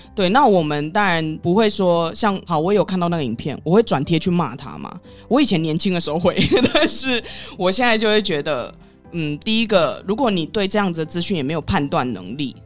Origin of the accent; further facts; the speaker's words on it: Taiwan; 我在台湾也是住那么久了，而且我也是台湾人